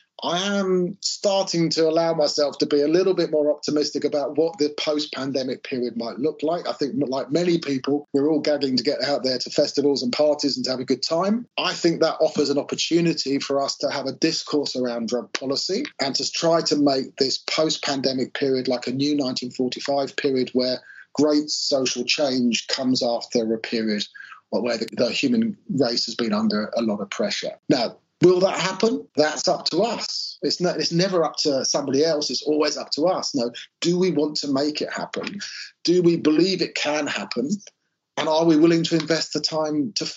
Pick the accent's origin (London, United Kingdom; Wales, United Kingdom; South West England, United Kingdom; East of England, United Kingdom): South West England, United Kingdom; Bath; my hometown of Bath